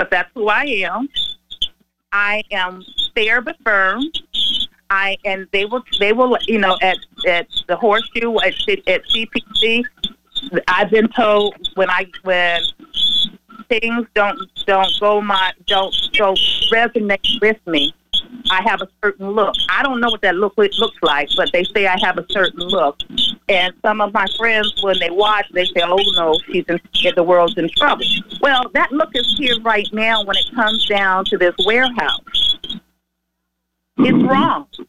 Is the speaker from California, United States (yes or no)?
yes; Los Angeles, California, United States; moved away; I'm from California. I'm from L.A.